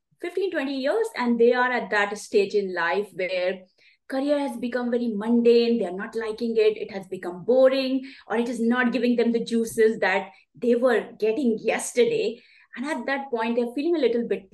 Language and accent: English; India; moved away as an adult; now in Sydney, Australia; I'm originally from India.